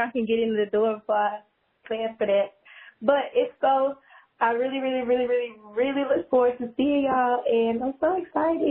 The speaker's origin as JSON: {"language": "English", "region": "Tennessee", "country": "United States", "said": "I'm from Tennessee, and I'm 19 years old."}